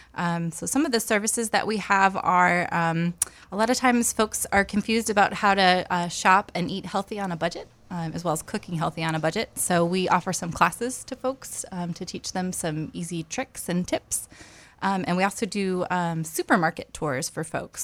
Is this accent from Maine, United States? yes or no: yes; Topsham, Maine, United States; also born or lived in Lewiston, Maine; I grew up in Topsom, actually, um, and went to college in Maine